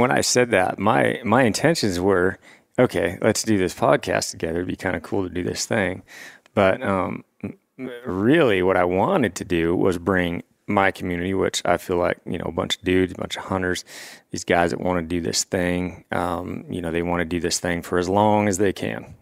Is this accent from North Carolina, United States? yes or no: no; Washington, United States; moved away as an adult; now in Three Forks, Montana, United States; I come from Washington State